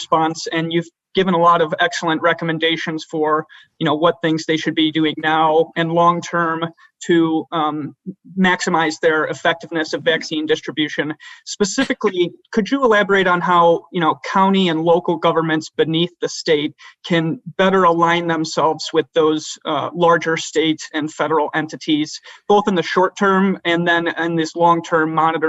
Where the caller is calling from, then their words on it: Chicago, Illinois, United States; I'm calling from Chicago, Illinois as well